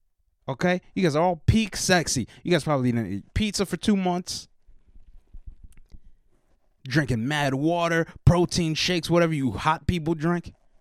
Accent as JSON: {"language": "English", "region": "West Virginia", "country": "United States", "tie": "born or raised there", "said": "I grew up in West Virginia."}